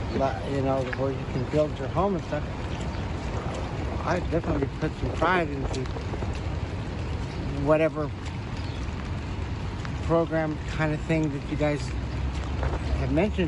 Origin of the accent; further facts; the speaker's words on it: Alaska, United States; now in Washington, United States; I'm originally from Alaska